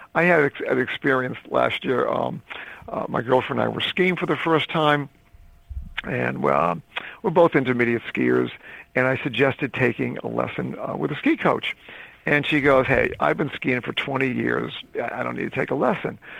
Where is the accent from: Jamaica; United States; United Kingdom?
United States; Northeast; also born or lived in Caribbean; I was brought up in the Northeast.